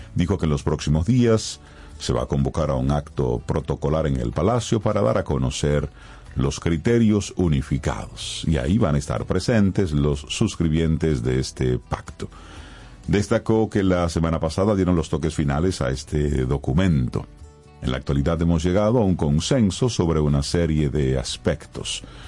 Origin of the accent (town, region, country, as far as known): Dominican Republic